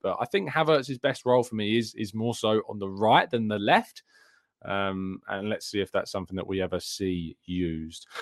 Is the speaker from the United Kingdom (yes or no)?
yes; England, United Kingdom; as an English guy